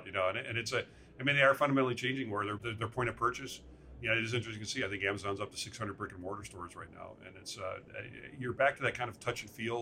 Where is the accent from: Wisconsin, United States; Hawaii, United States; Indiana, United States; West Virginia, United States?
Wisconsin, United States; also born or lived in Illinois; I born and raised in Wisconsin